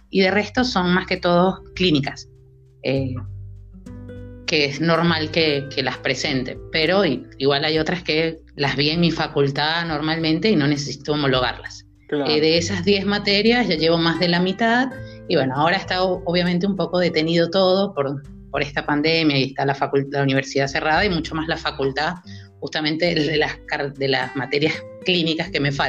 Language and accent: Spanish; Maracaibo, Zulia, Venezuela; moved away as an adult; now in Córdoba, Argentina; Eh, yo soy venezolana, soy de Maracaibo, estado Zulia. Tengo ya casi cinco años en Argentina y bueno, decidí emigrar hace eh, ese tiempo y venirme directamente a Córdoba.